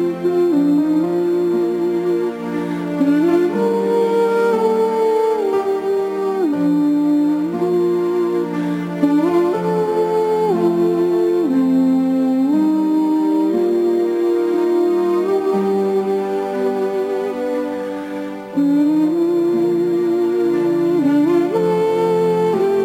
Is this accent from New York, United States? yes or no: no; Long Beach, California, United States; I was born in Long Beach here in Southern California, and I've managed to kind of move back and forth a little bit between counties